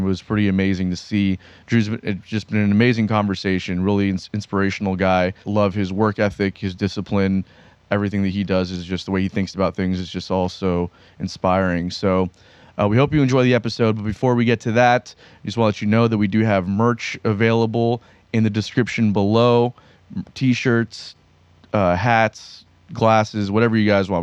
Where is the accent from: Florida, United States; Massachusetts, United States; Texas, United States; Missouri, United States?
Florida, United States; Pembroke Pines; grew up in Pembroke Pines